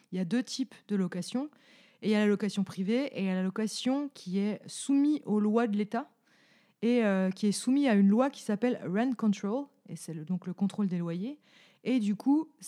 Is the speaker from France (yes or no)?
yes; Bourgogne-Franche-Comté, France; accent: franc-comtois; Peut-être avec mon accent franc-comtois en plus.